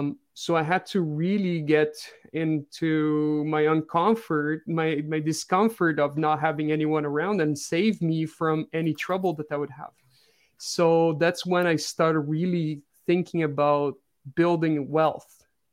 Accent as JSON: {"language": "English", "country": "Brazil", "tie": "born or raised there", "also_born_or_lived": "France", "second_language": "English", "moved": "as an adult", "said": "I was born and grew in Brazil until like 2013. So for 28 years, I lived in Brazil. My father's French, so I lived a little bit in France when I was young."}